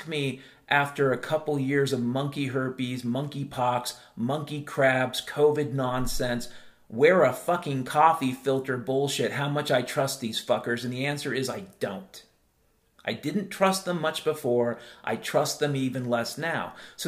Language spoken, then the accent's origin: English; California, United States; I grew up in Southern California, about 4 minutes from Disneyland.